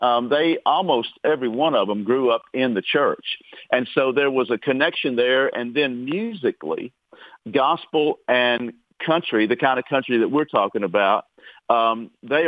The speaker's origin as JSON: {"language": "English", "town": "Mechanicsville", "region": "Virginia", "country": "United States", "tie": "born or raised there", "moved": "yes", "lives_now": "Nashville, United States", "said": "growing up in the family band in Virginia."}